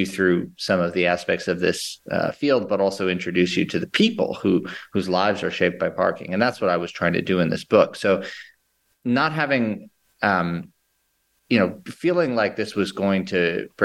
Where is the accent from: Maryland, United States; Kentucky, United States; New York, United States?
New York, United States; New York City; I grew up in New York City in Lower Manhattan